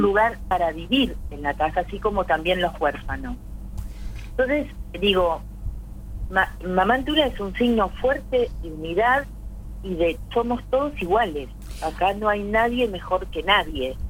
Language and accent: Spanish; Argentina; nosotros como argentinos